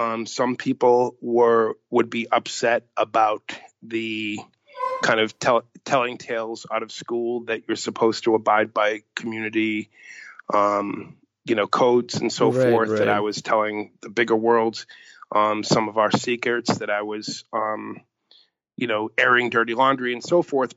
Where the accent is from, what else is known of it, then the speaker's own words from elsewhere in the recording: Boston, Massachusetts, United States; the community I grew up